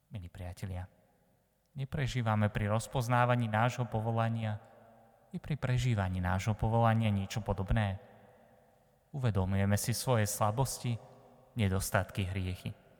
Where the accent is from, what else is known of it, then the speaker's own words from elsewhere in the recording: Slovakia; also born or lived in eastern Slovakia; ja východňar nie som, som tu z Nového mesta, ale tri roky som teraz bol na východe